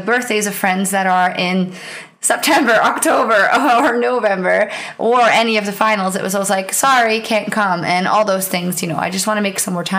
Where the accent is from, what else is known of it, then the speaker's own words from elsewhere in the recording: Netherlands; first language Dutch; English is a second language; And I was on stage and I was on the Dutch stream. So I was speaking in my native language for the League of Legends part